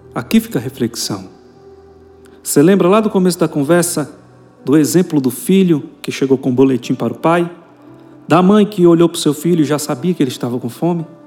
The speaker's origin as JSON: {"language": "Portuguese", "region": "Goiás", "country": "Brazil", "said": "eu, como sou goiano, filho de goiano"}